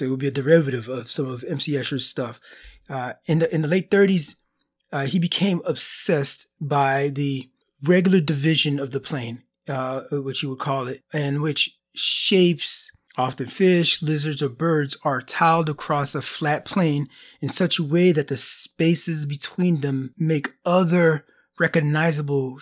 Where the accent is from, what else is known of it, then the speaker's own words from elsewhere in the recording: Florida, United States; moved away; I'm originally from Florida, and there's tiles in all the homes there